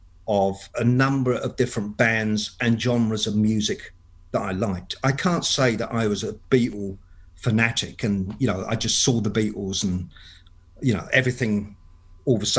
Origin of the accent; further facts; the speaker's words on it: London, United Kingdom; moved away; I'm actually from London, England. And I was born in 1960.